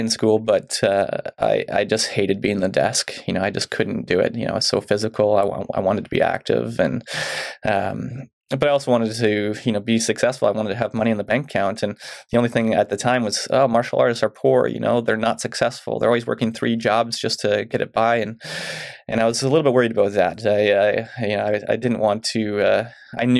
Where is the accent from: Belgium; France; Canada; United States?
Canada; Mission, British Columbia; now in Chilliwack, Canada; I grew up in Mission